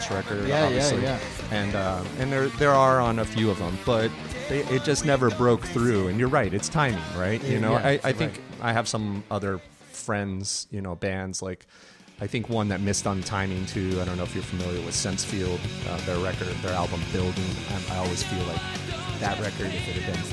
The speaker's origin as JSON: {"language": "English", "town": "Boca Raton", "region": "Florida", "country": "United States", "tie": "born or raised there", "said": "I grew up in Boca. I had a fairy tale childhood"}